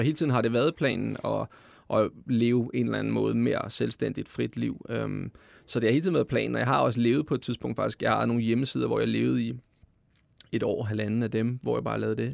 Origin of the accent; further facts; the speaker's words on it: Glostrup, Capital Region of Denmark, Denmark; jeg kommer fra Klostrup, ikke? Og det, det er sådan, vi altid har snakket